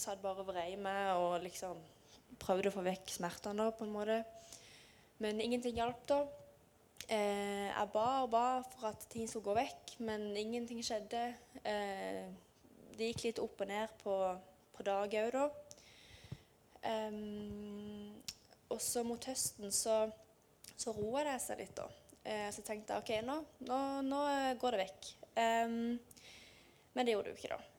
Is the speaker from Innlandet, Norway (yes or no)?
no; Lyngdal, Agder, Norway; Jeg kommer fra Lyngdal og bor i Lyngdal